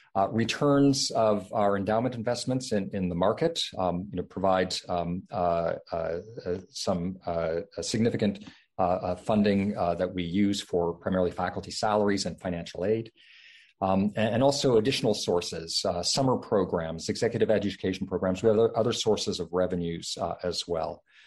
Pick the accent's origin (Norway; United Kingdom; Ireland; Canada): Canada; now in Stanford, United States; my home country of Canada